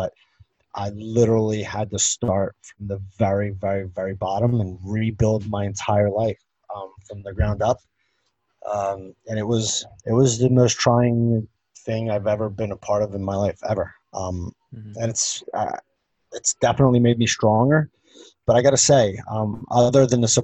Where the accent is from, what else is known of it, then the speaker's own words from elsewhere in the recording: Philadelphia, Pennsylvania, United States; moved away; I grew up back home in Philadelphia